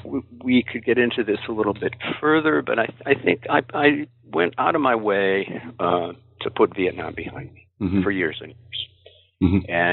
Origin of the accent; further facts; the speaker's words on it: Springfield, Massachusetts, United States; I grew up in Springfield, Massachusetts, graduated from St. Michael's College in Vermont